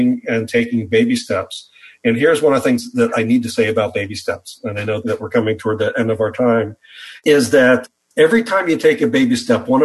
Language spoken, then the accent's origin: English; the Midwest of the U.S., United States; I grew up in the Midwest of the U.S.